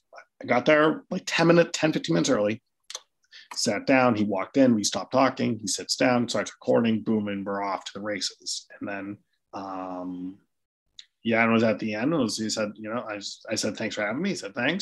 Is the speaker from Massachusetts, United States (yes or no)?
yes; Cohasset, Massachusetts, United States; grew up like 2 houses down from Glenn Ordway growing up in Cohasset